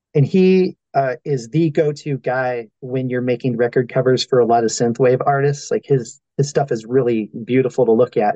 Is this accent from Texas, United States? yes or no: yes; El Paso, Texas, United States; I am from El Paso, Texas